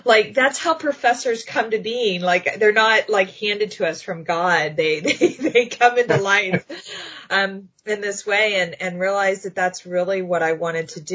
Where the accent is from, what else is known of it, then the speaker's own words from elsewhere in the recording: Texas, United States; moved away as an adult; also born or lived in Austin, Texas; now in Erie, United States; I grew up in Texas